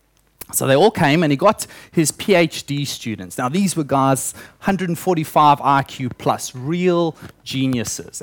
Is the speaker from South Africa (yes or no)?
yes; South Africa; moved away; I grew up in South Africa, obviously, and I spent my early childhood on a banana farm.